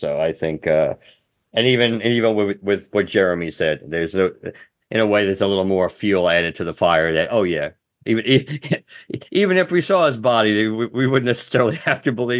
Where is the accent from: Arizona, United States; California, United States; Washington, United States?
Arizona, United States; I'm just from Arizona. That's why I wanted to do it.